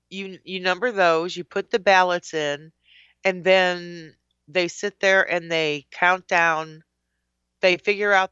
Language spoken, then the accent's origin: English; Missouri Bottom Road, United States; I grew up on Missouri Bottom Road with my aunt